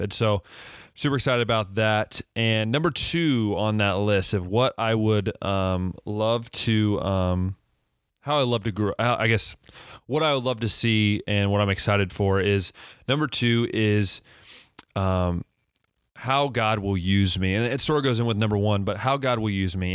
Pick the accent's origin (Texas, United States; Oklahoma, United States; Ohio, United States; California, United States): Ohio, United States; also born or lived in West Liberty, Ohio / Cedarville, Ohio; I grew up in Ohio